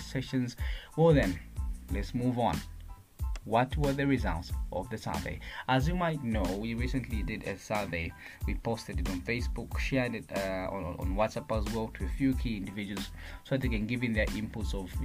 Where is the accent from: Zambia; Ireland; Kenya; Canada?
Zambia; Kabwe, Central Province; moved away as an adult; also born or lived in Bwenya Village, Chisamba, Central Province; now in Lusaka, Zambia; I'm a Zambian youth, aged 21 years old, from Kabwe Central Province, but currently in Lusaka for my studies. And I was born in Bwenya Village in Chisamba Central Province.